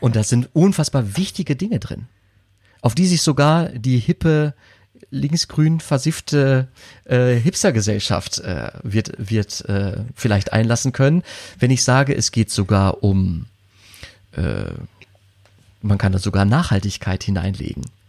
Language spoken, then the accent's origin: German; edge of the Ruhr area, North Rhine-Westphalia, Germany; am Rande des Ruhrgebiets groß geworden